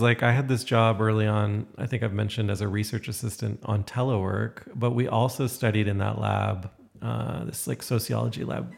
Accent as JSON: {"language": "English", "town": "Toronto", "region": "Ontario", "country": "Canada", "tie": "born or raised there", "also_born_or_lived": "Syracuse", "moved": "as an adult", "lives_now": "Calgary, Canada", "said": "growing up in Toronto"}